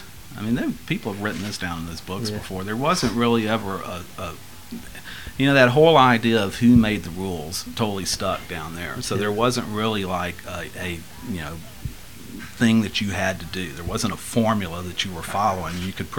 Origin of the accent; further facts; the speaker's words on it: Washington, United States; we don't walk around going, "We're from Washington State," you know, kind of thing.